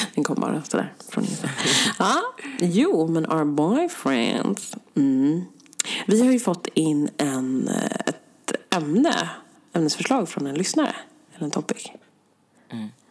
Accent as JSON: {"language": "Swedish", "town": "Stockholm", "region": "Stockholm County", "country": "Sweden", "said": "jag är från Sverige"}